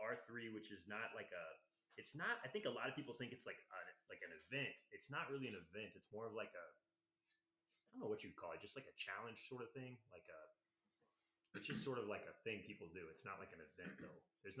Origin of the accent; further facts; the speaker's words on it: North Carolina, United States; moved away as an adult; now in Oklahoma, United States; But when I was in North Carolina, I grew up in North Carolina, man.